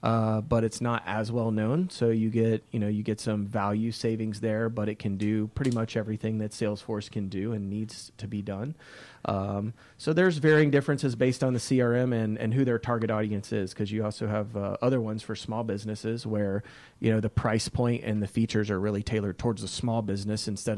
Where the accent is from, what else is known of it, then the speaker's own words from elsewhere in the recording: Decatur, Georgia, United States; Yeah, so I love the Atlanta. I was born in Decatur, Georgia.